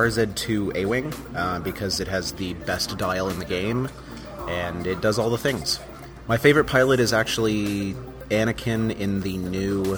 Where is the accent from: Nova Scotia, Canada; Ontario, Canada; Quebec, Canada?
Ontario, Canada; Ottawa; I'm from the Ottawa area